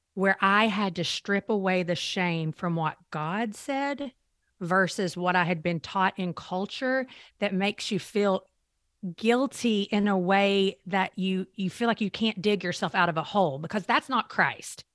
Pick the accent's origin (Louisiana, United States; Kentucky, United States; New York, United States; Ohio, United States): Kentucky, United States; Eastern; I grew up in Eastern Kentucky, a very small mountain town.